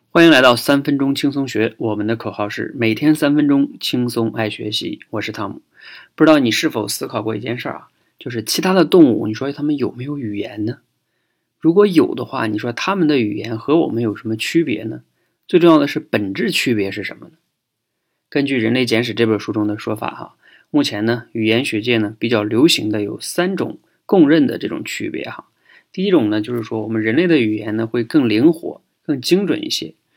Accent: China; 我们中国人呢更逗啊，我们说自己是龙的传人

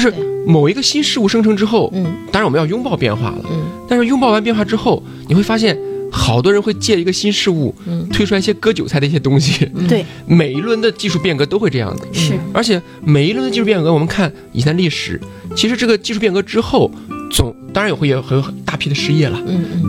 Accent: China

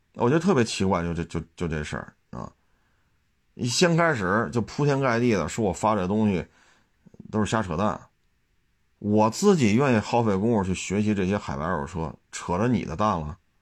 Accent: China; 我作为一个中国人来讲

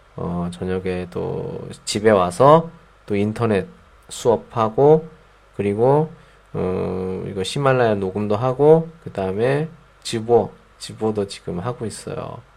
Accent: South Korea; first language Korean; 제 모국어니까 우리나라 말이니까

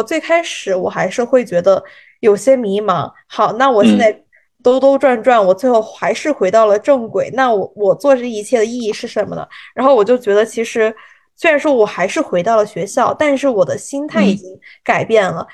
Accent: China; moved away as an adult; now in United States; 我们中国人还是要跟着中国的这种农历走

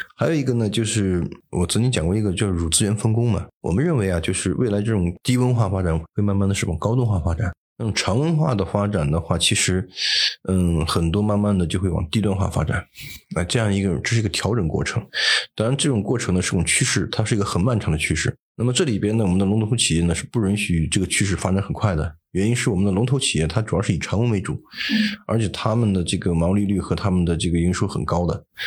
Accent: China; 我们中国人可以吃，但是不能吃多

